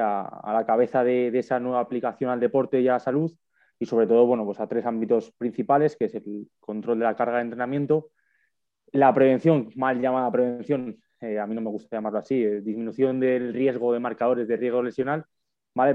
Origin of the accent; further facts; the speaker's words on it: Madrid, Community of Madrid, Spain; also born or lived in Huesca; yo soy de Madrid, yo no soy de allí de Tarragona